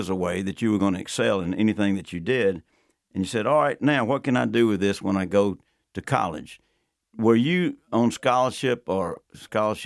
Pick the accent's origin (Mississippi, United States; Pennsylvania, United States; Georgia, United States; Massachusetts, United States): Georgia, United States; Athens; I was born and raised in Athens, went to the University of Georgia